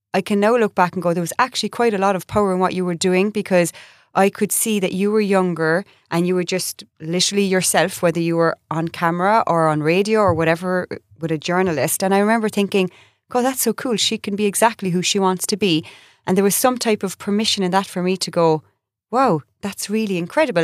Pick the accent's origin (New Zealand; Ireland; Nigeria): Ireland; moved away as an adult; also born or lived in United States